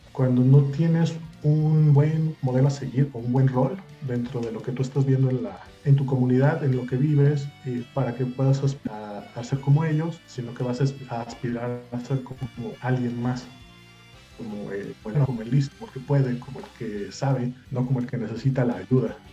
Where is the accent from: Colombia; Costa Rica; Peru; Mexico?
Mexico; Mexico City; moved away as an adult; now in Guadalajara, Mexico; chilango de nacimiento, eh, tapatío adoptado ya hace seis años